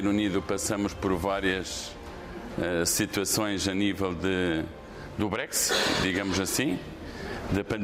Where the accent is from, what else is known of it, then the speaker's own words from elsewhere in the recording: Portugal; Somos portugueses de segunda, porque eu acho que mesmo o nosso governo tem um certo receio de nos pôr, eh, de nos facilitar o voto.